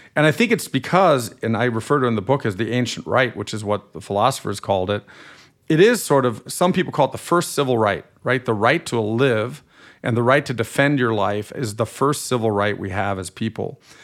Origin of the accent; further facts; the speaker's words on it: Germany; accent: slightly nasal accent; moved away as an adult; now in United States; I grew up in Germany till I was 18, and I'm a German American dual national